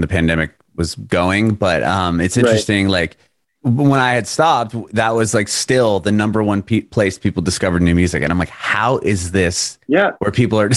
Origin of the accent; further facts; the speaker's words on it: San Diego, California, United States; also born or lived in San Francisco; I grew up in San Diego, and I was on the radio in San Diego, and then San Francisco